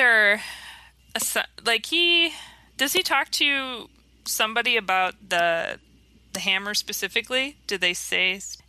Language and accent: English; Minnesota, United States; I'm from Minnesota, so boring old Minnesota. We're cold 6 months out of the year, and we don't have very many donut shops.